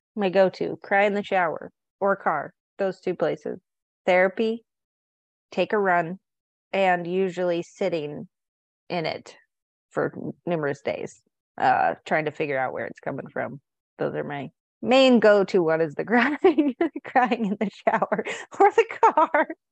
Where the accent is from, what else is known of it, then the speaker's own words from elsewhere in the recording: San Diego, California, United States; now in Montana, United States; I grew up in San Diego so half of my life was in California, half of my life was in Montana